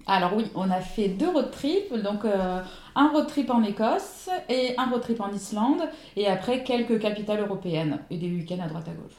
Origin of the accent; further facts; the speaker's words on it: Ardennes, Grand Est, France; moved away as an adult; now in Saint-Laurent-du-Var, France; je suis originaire des Ardennes, dans le nord-est de la France, et je vis sur la côte d'Azur depuis 10 ans